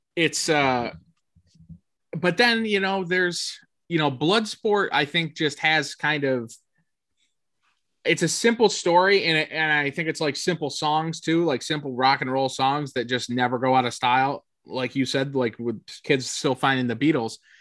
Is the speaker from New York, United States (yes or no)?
yes; Canastota, New York, United States; we grew up in Canastota, there's a small Italian town